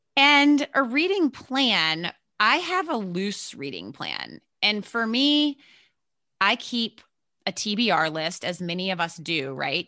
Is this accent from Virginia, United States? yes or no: yes; Virginia, United States; moved away as an adult; also born or lived in New York City area, United States; I grew up in Virginia, so southern, but not way down south